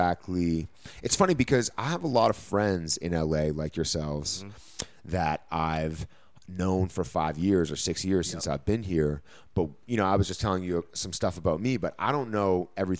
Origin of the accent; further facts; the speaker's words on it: Toronto, Ontario, Canada; moved away as an adult; now in Los Angeles, United States; I grew up in the cold up north, up in Toronto.